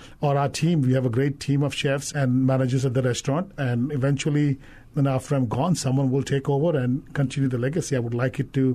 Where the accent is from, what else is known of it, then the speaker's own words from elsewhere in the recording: Andaman and Nicobar Islands, India; also born or lived in Caribbean; now in Hawaii, United States; in India, when I grew up in Andaman Islands